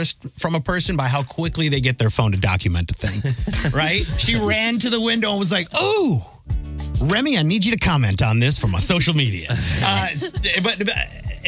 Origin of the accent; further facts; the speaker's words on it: Michigan, United States; now in St. Louis, United States; I grew up in Michigan